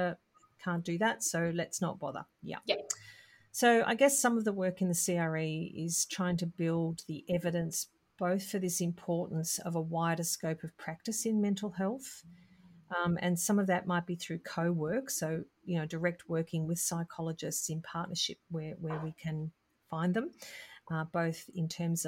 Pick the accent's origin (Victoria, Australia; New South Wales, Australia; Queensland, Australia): Victoria, Australia; Melbourne; I'm from Melbourne